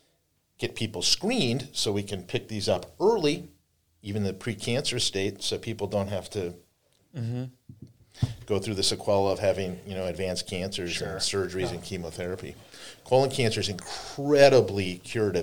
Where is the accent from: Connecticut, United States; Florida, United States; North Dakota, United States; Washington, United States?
North Dakota, United States; also born or lived in Fargo-Moorhead; now in Buffalo, United States; I grew up in North Dakota